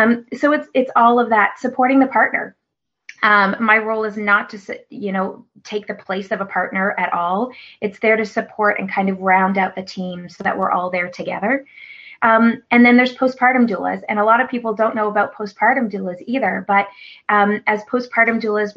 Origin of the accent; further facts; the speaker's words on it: Newfoundland and Labrador, Canada; moved away as an adult; now in Nova Scotia, Canada; growing up in Newfoundland